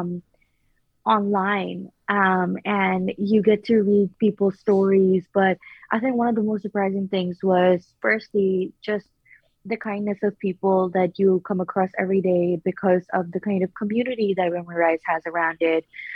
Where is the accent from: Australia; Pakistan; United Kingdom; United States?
Pakistan; moved away; I'm originally from Pakistan